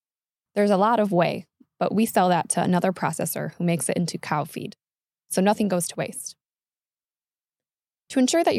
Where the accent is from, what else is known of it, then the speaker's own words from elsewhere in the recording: Wisconsin, United States; Born and raised in Wisconsin, I've eaten a fair amount of fried cheese in my 27 years.